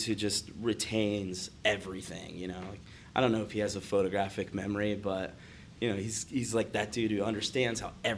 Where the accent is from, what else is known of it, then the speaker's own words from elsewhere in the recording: north of Dayton, rural Ohio, United States; I grew up in Ohio. I was born and raised in Ohio. More like, you know, north of Dayton.